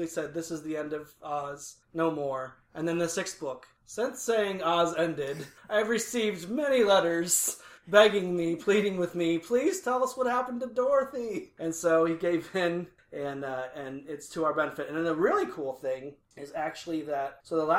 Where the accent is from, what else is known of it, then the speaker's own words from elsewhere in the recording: Indiana, United States; moved away; I'm from Indiana originally.